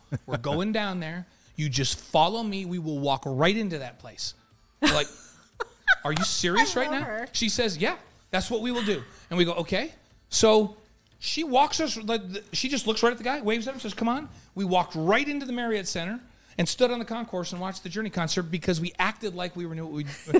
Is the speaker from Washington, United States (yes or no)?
no; New York, United States; I grew up in New York. Nobody's normal from New York.